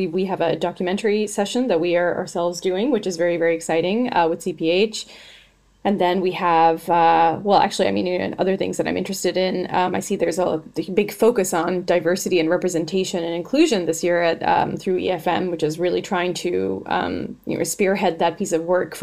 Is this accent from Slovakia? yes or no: no; Canada; I'm Canadian